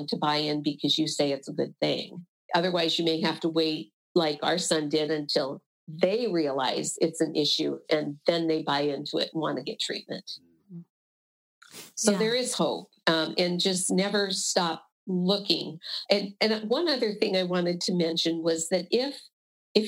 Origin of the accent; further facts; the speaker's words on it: Iowa, United States; I'm from Iowa.